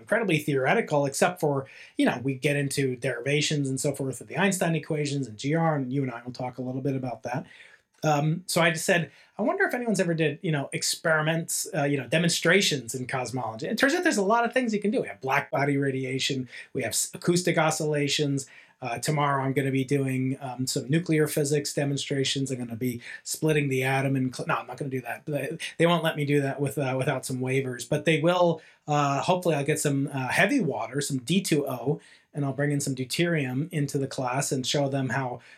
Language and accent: English; New York, United States; moved away; personal Big Bang began uh, 50 years ago in New York uh, State